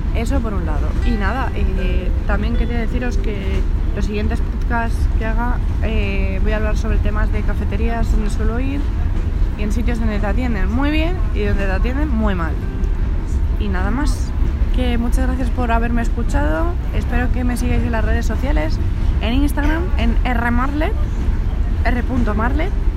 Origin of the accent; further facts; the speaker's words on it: Madrid, Community of Madrid, Spain; nosotros somos de Madrid